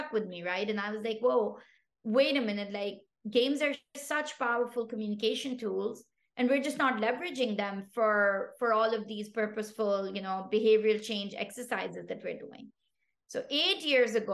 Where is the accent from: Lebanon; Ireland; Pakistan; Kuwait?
Pakistan; first language Pashto; English is a second language; moved away; I come from Pakistan originally